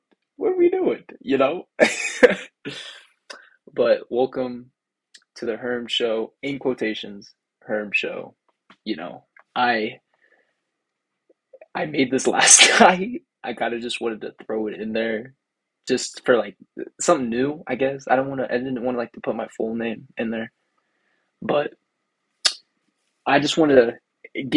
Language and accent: English; Seneca, Kansas, United States; moved away as an adult; now in Rochester, United States; I'm from Seneca, Kansas. I live on a farm